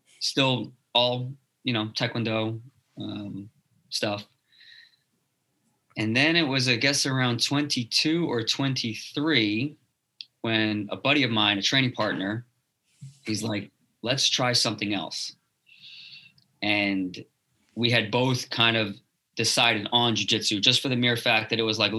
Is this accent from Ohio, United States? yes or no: no; Teaneck, New Jersey, United States; I grew up in Teaneck, New Jersey